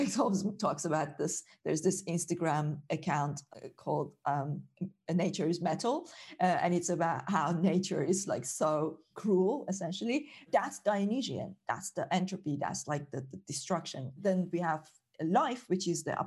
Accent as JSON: {"language": "English", "country": "Iran", "tie": "born or raised there", "moved": "as an adult", "lives_now": "United Kingdom", "said": "I grew up in Iran"}